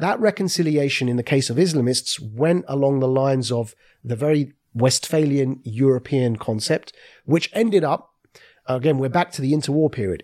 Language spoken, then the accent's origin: English; Southend-on-Sea, East of England, United Kingdom; born and raised in South End on Sea in Essex, a place next door to London